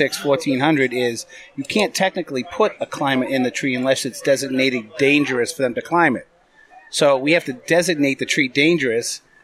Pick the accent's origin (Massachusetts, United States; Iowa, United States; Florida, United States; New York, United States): Massachusetts, United States; Malden; moved away as an adult; also born or lived in California; So I'm from Malden. My wife's from Revere. Moved out to California. We've been back here 12 years now. We were out there for 12 years.